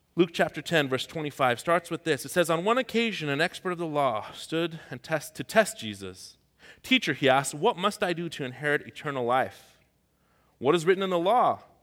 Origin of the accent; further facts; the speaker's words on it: Tehran, Tehran Province, Iran; moved away; I'm from Tehran. That's the capital of Iran